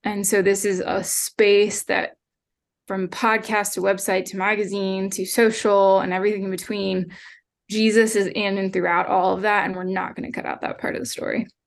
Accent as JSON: {"language": "English", "town": "Hershey", "region": "Pennsylvania", "country": "United States", "tie": "born or raised there", "also_born_or_lived": "Lynchburg, Virginia", "moved": "as an adult", "lives_now": "Ohio, United States", "said": "I grew up in Hershey, Pennsylvania"}